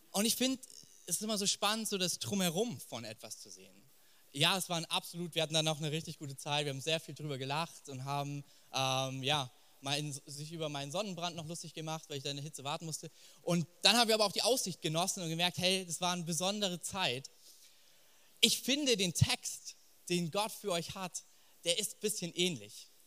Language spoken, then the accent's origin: German; Fürth, Bavaria, Germany; born there; Ich bin gebürtiger Franke, aber aus dem nicht ganz so schönen Teil. Ich bin in Fürth geboren. Genau. Ähm, aber wir sind nah an Nürnberg dran.